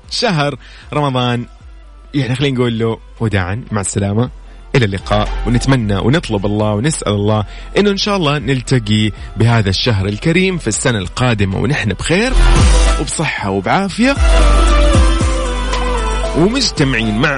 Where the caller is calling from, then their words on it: Riyadh, Riyadh Province, Saudi Arabia; من الرياض